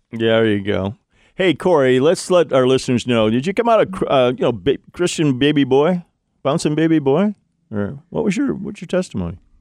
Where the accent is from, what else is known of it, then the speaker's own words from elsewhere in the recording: Ohio, United States; Ohio, my home state